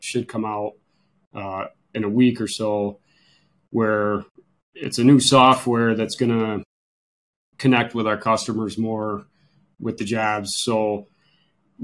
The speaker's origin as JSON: {"language": "English", "town": "Lyons", "region": "New York", "country": "United States", "tie": "born or raised there", "said": "So I grew up in Lyons, New York, right here in Wayne County. I still live in Lyons"}